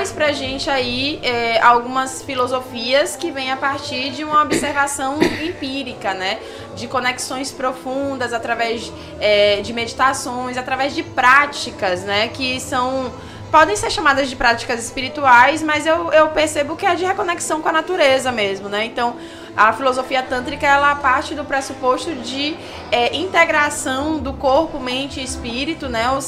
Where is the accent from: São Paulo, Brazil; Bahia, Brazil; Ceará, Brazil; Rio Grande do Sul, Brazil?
Bahia, Brazil; Salvador; now in Brasília, Brazil; Eu sou daqui de Salvador, mas eu moro em Brasília e eu vou pra cá cada dois meses atender.